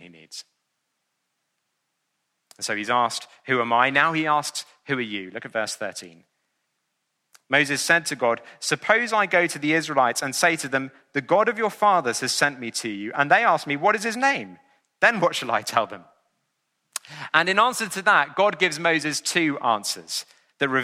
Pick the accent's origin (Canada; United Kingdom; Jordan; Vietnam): United Kingdom; England; I'm an Englishman living in the 21st century